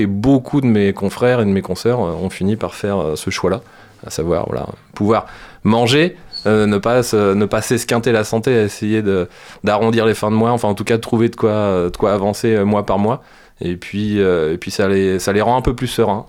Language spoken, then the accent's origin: French; France; chez nous en France